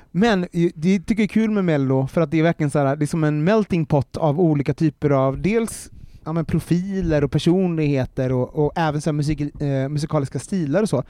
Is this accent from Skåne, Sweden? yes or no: no; Gothenburg, Västra Götaland, Sweden; Jag är från Göteborg, eh, uppvuxen i Angered